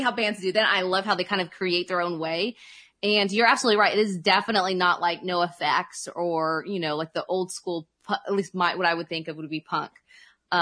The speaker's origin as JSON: {"language": "English", "region": "Oklahoma", "country": "United States", "said": "I'm from Oklahoma and we're a little bit behind the times here"}